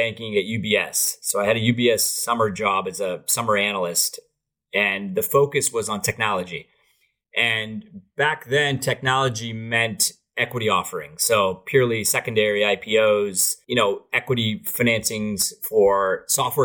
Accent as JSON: {"language": "English", "town": "Saratoga", "region": "California", "country": "United States", "tie": "born or raised there", "also_born_or_lived": "Berkeley, California / Mumbai, India", "said": "I was born and raised in Saratoga"}